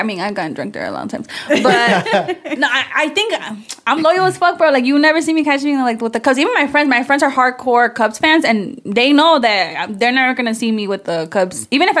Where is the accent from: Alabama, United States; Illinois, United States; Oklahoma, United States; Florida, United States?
Illinois, United States; Chicago; now in Cicero, United States; Well, and I live in Cicero, but I did grow up in North Center.